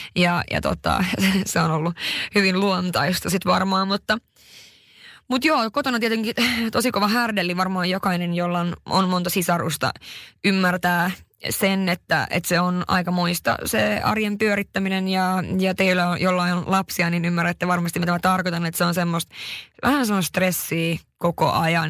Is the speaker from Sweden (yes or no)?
yes; Haparanda, Norrbotten County, Sweden; Mä oon syntynyt tosiaan 91 Haaparannassa